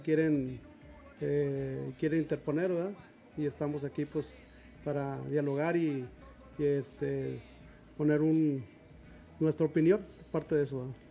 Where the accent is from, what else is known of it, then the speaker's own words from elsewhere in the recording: Monterrey, Nuevo León, Mexico; soy de, aquí de Monterrey también